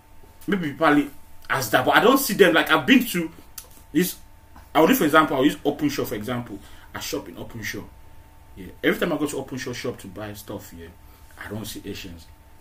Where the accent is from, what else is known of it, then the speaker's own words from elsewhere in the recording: Nigeria; also born or lived in United Kingdom; now in Manchester, United Kingdom; growing up in Nigeria, I didn't know what it was called, halal food, yeah, until I came to the UK